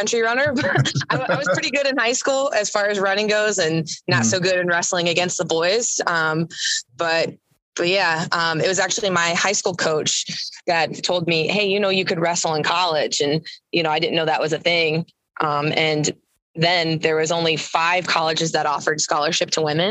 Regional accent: Massillon, Ohio, United States; moved away as an adult; also born or lived in Kentucky; I am from Maslin, Ohio, originally. And my parents have a small little horse farm in Maslin. And I grew up riding horses

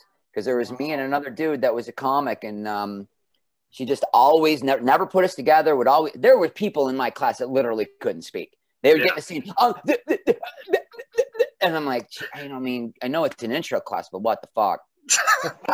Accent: Western New York, United States; moved away; I started doing stand-up at the bar in my hometown in Western New York

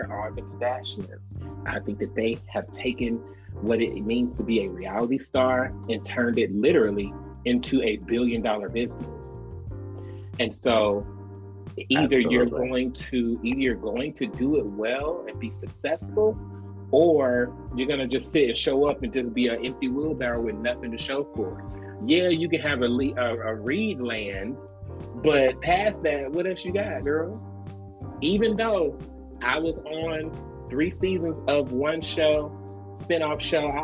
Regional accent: Decatur, Georgia, United States; also born or lived in Atlanta; now in Dallas, United States; I'm just from Decatur, Georgia, the hood

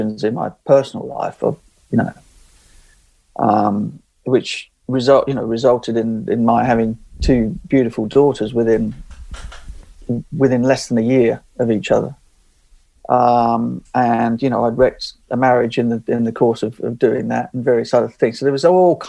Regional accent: England, United Kingdom; being an Englishman

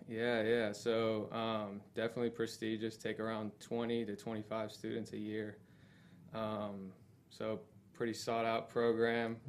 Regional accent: Florida, United States; also born or lived in North Carolina; born and raised in Florida, big family.

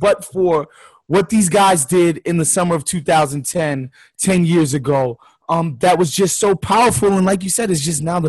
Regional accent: New York, United States; now in Los Angeles, United States; I'm from New York, but I live in LA now

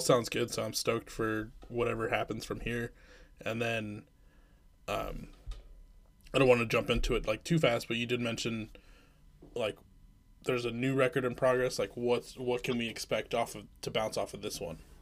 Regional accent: Iowa, United States; also born or lived in Midwest; now in Minneapolis, United States; I actually am more from Iowa

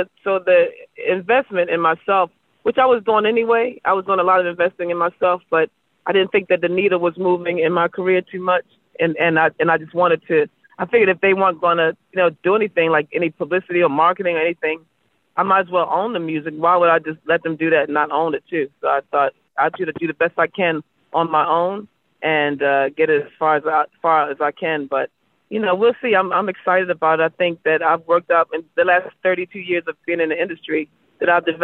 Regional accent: Baltimore, Maryland, United States; I'm from Baltimore.

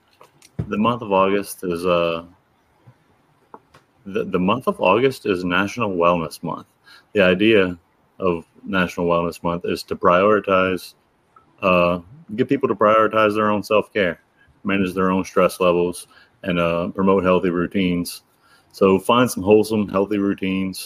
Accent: United States; my home state

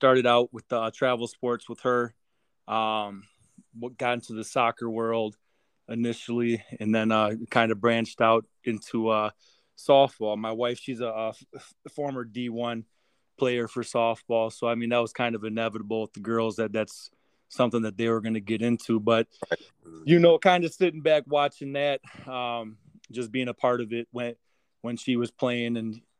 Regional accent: Racine, Wisconsin, United States; my hometown of Racine

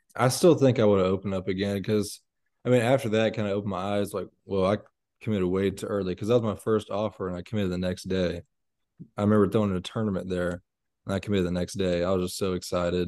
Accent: Bullard, Texas, United States; I'm from Bullard, Texas

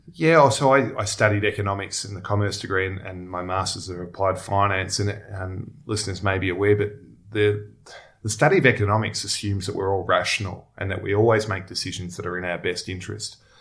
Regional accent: Melbourne, Victoria, Australia; also born or lived in Sydney; now in Melbourne, Australia; I grew up in Melbourne.

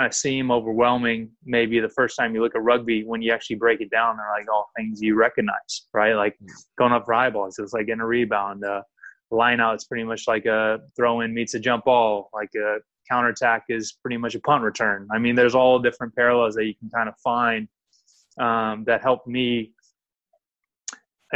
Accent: Sacramento, California, United States; So I grew up in Sacramento. Typical American kid

